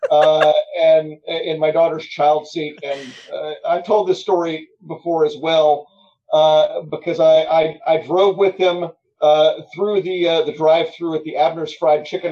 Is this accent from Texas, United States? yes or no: no; Memphis, Tennessee, United States; Memphis, again, that's my hometown